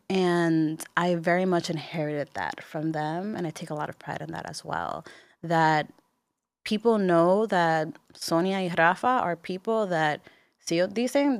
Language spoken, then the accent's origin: English; Bayamón, Puerto Rico; moved away as an adult; also born or lived in Miami; I was raised in Bayamon. I went to high school in Bayamon